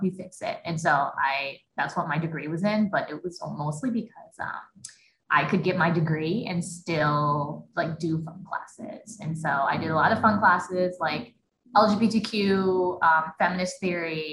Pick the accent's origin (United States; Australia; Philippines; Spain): United States; Eau Claire, Wisconsin; I was born and raised in Eau Claire